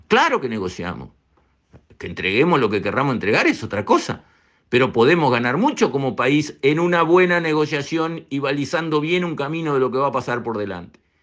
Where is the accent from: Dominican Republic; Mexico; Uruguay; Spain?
Uruguay; nosotros los uruguayos